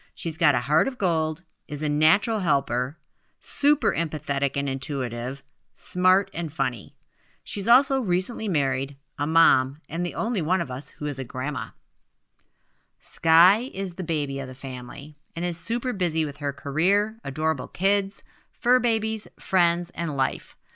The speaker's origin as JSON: {"language": "English", "region": "Midwest", "country": "United States", "tie": "born or raised there", "said": "We grew up in the Midwest, and some of us are still there"}